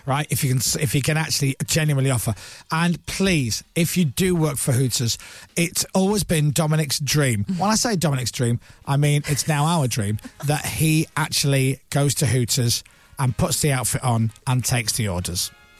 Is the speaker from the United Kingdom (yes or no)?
yes; Whitehaven, North West England, United Kingdom; I'm from Whitehaven.